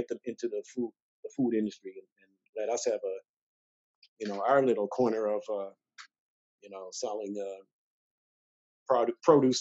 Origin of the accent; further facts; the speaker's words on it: Halifax, Nova Scotia, Canada; moved away as an adult; also born or lived in Toronto; I was from Halifax